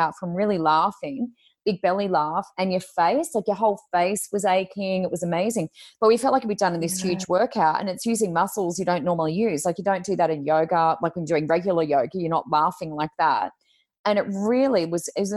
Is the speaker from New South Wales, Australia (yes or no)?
no; Gold Coast, Queensland, Australia; I'm from the Gold Coast.